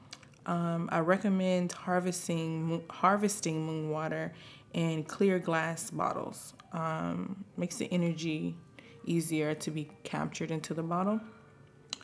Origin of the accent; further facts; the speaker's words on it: the South, United States; I'm from the South